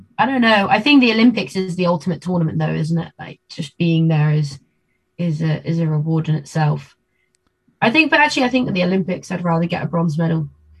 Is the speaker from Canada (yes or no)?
no; Argentina; born there; Yeah, I was. I was born in Argentina.